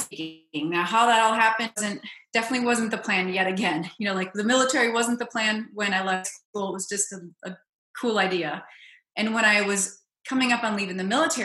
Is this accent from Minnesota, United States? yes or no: yes; Minnesota, United States; I grew up in Minnesota